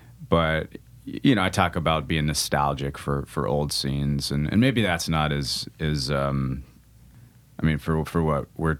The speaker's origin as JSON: {"language": "English", "town": "Las Vegas", "region": "Nevada", "country": "United States", "moved": "yes", "lives_now": "Nashville, United States", "said": "I'm from Vegas"}